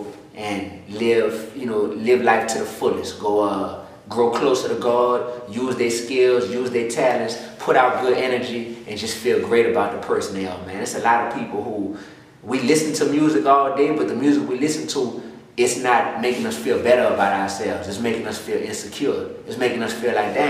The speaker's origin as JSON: {"language": "English", "town": "New Orleans", "region": "Louisiana", "country": "United States", "tie": "born or raised there", "said": "I'm born and raised in New Orleans East, right there, whole life"}